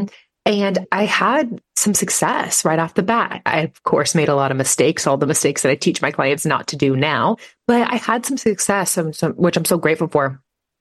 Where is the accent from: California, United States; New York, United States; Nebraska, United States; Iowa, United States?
Nebraska, United States; I am from Nebraska